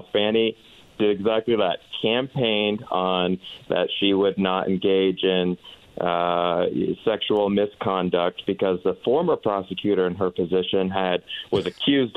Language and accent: English; Central Florida, United States; I'm from Central Florida and from a small county